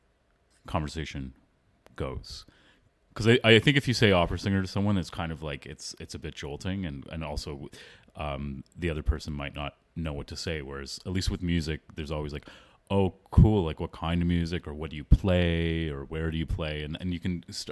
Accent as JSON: {"language": "English", "town": "Toronto", "region": "Ontario", "country": "Canada", "tie": "born or raised there", "also_born_or_lived": "Philadelphia", "first_language": "English", "said": "I was born and raised in Toronto, Ontario, Canada. I was there till I finished high school"}